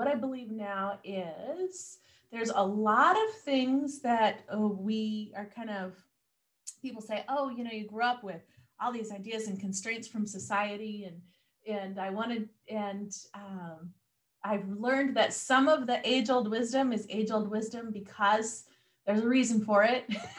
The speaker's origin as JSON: {"language": "English", "town": "Mount Vernon", "region": "Washington", "country": "United States", "tie": "born there", "also_born_or_lived": "Bellingham / Seattle / Anchorage, Alaska / Southern California", "said": "No. I was born in Mount Vernon. We lived everywhere from Bellingham to Seattle, Anchorage, Alaska. I spent a couple summers growing up down in Southern California."}